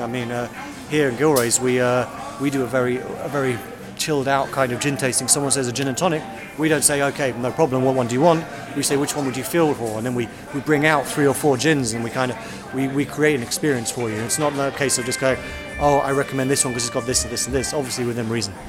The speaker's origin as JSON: {"language": "English", "region": "London", "country": "United Kingdom", "tie": "born or raised there", "also_born_or_lived": "Westminster", "said": "I grew up in Southeast London."}